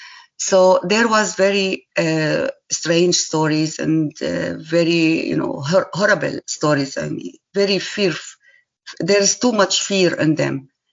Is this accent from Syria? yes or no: yes; Syria; English is a second language; And me as a Syrian person, I just introduced myself that I am from Syria